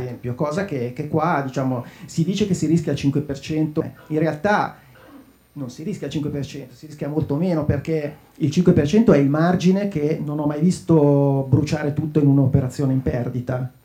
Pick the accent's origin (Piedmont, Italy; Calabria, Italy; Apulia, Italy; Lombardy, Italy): Lombardy, Italy; Lecco; io sono di Lecco